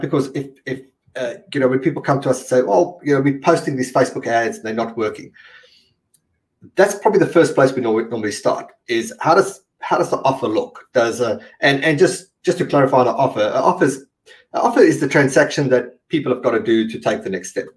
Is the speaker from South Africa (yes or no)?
yes; South Africa; I'm from South, South Africa